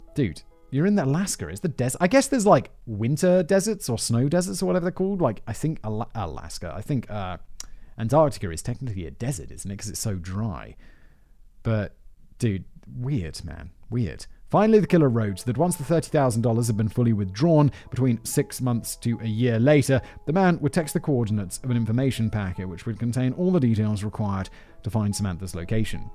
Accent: United Kingdom; as a British person

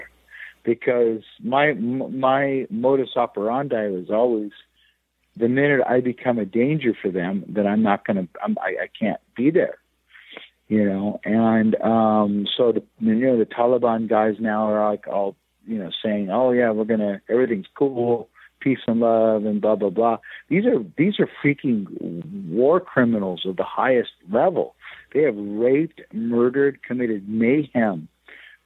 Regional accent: Los Angeles, California, United States; moved away as an adult; now in Afghanistan; my home is Afghanistan, and I'm from Los Angeles.

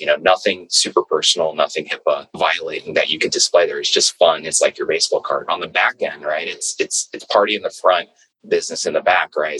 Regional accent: New York City, New York, United States; I was born and raised in New York, uh, Brooklyn

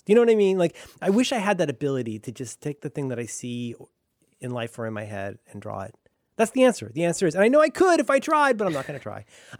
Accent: Florida, United States; I'm from Florida. I didn't have anything good.

